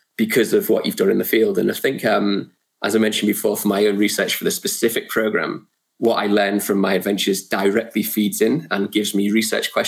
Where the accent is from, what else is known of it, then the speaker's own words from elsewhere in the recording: Liverpool, North West England, United Kingdom; also born or lived in near Geneva, France; now in Loughborough, United Kingdom; I grew up in North Liverpool, which is football, soccer, mad